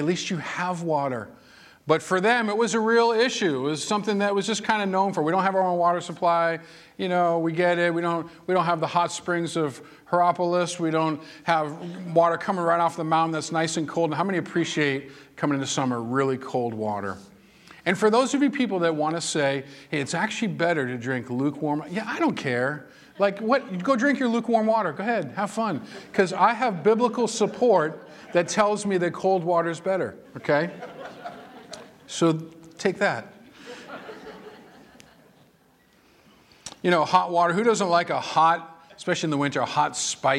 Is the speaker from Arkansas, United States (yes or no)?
no; Massachusetts, United States; moved away; I was born and raised in Massachusetts